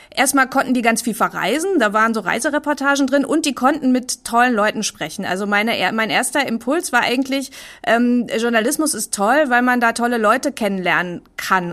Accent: Bochum, North Rhine-Westphalia, Germany; ich bin auch gar nicht so mit Kunst aufgewachsen, weil ich komme aus Bochum

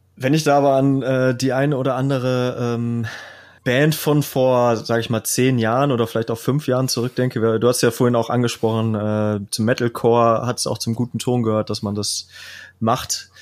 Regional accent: Kevelaer, North Rhine-Westphalia, Germany; ich komme ja aus Kevela, das ist ja ein höchst katholischer Ort, wo äh, es die berühmte Motorradwallfahrt gibt

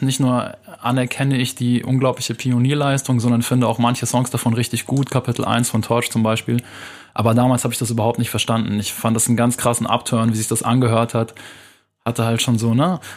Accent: Munich, Bavaria, Germany; ich bin in München aufgewachsen, in Wilbertshofen, das ist so eine Arbeitersiedlung im Norden von München.

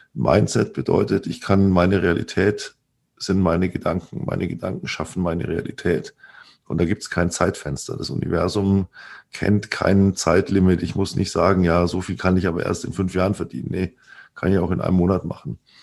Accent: Germany; bei uns in Deutschland

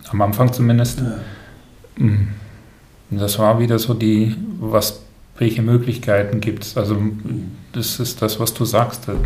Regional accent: Brussels, Brussels-Capital Region, Belgium; Ja, bin dort aufgewachsen.

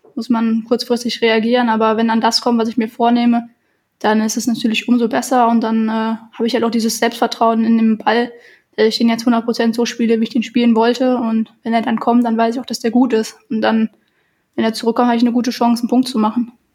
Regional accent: Germany; wir kommen aus Deutschland

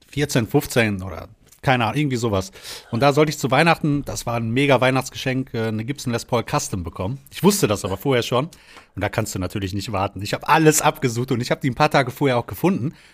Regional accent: Detmold, North Rhine-Westphalia, Germany; Und meine Mutter in meiner Heimatstadt Detmold und das ist halt immer so eine Tortur mit der Bahn.

